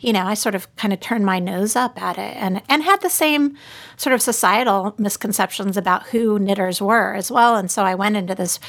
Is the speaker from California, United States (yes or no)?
yes; Southern California, United States; now in Austin, United States; I grew up in Southern California